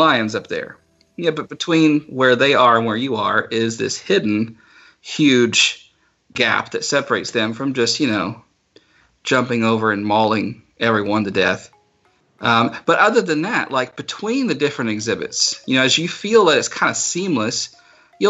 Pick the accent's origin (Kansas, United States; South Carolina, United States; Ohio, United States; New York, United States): South Carolina, United States; the zoo I grew up going to in South Carolina